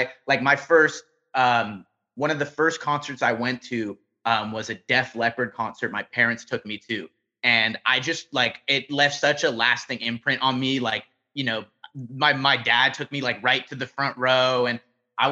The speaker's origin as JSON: {"language": "English", "town": "Los Angeles", "region": "California", "country": "United States", "tie": "born or raised there", "said": "I grew up in Van Nuys, which is just kind of like a few miles away from where I am now, deeper into the valley. And yeah, I was born and raised out here"}